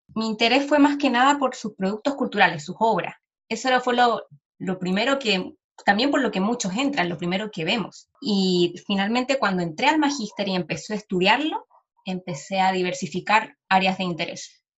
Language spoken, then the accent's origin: Spanish; Chile; first language Spanish; yo también soy una feminista chilena, latinoamericana